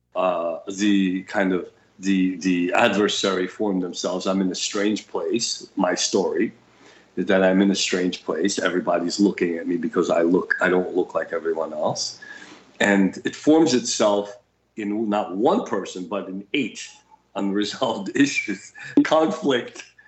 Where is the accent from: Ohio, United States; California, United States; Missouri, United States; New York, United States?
New York, United States; English is a second language; I'm a New Yorker with my New York attitude